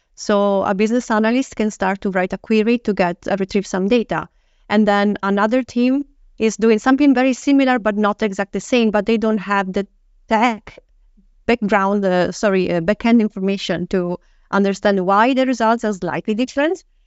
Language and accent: English; Italy; moved away as an adult; also born or lived in United Kingdom; now in Stockholm, Sweden; I'm Italian, and before that I lived in U K